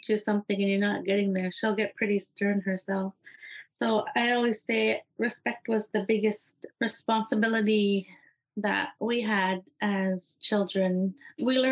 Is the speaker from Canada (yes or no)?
yes; Iqaluit, Nunavut, Canada; I'm from Iqaluit, Nunavut